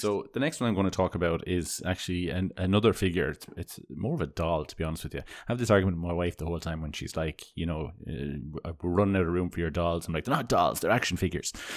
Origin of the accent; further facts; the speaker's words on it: Ireland; growing up in Ireland